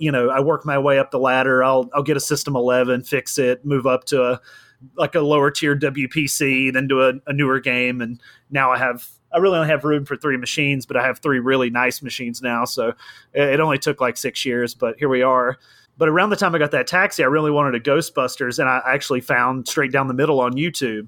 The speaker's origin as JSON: {"language": "English", "region": "North Carolina", "country": "United States", "said": "North Carolina."}